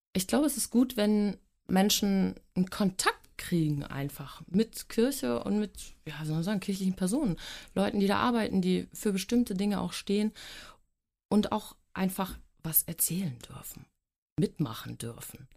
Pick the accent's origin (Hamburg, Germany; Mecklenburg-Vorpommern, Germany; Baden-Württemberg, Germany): Hamburg, Germany; also born or lived in Glückstadt; Ich bin sogar geborene Hamburgerin